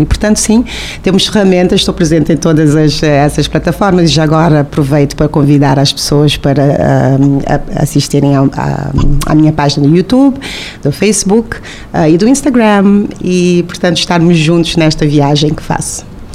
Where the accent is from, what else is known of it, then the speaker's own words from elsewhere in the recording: Cape Verde; moved away as an adult; also born or lived in Tarrafal, Santiago, Cape Verde / Portugal; eu nasci em Santiago, no Tarrafal de Santiago, mas também passei a minha infância entre Praia e Mindelo